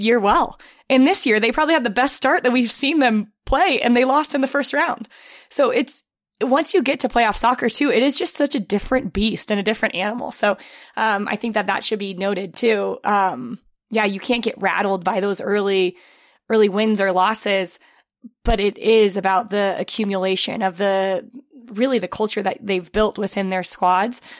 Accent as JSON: {"language": "English", "country": "United States", "said": "I'm an American"}